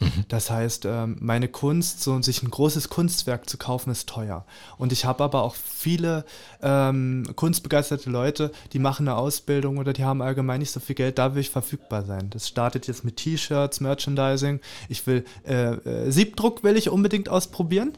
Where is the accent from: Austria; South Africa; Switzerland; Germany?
Germany; Lübbenau, Brandenburg; also born or lived in Calau; now in Cottbus, Germany; Lübbenau im Rathaus mhm. im Spreewald. Da mhm. freue ich mich auch sehr drauf, weil da bin ich ja aufgewachsen ja. im Kinderheim